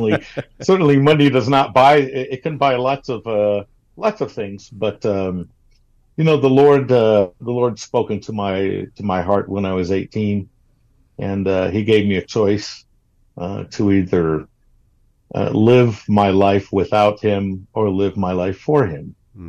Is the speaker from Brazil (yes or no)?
yes; Brazil; And growing up in Brazil, I had the opportunity then to be a multicultural or a bicultural person in terms of two internalized cultures, American and Brazilian, from the get-go.